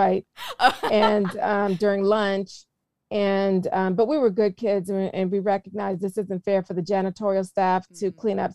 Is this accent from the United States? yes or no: yes; South Carolina, United States; where I'm from in South Carolina